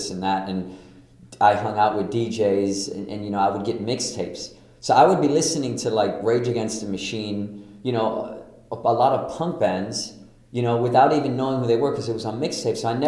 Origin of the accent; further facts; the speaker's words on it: Copenhagen, Capital Region of Denmark, Denmark; now in Brooklyn, United States; I'm from Copenhagen, Denmark. I live in Brooklyn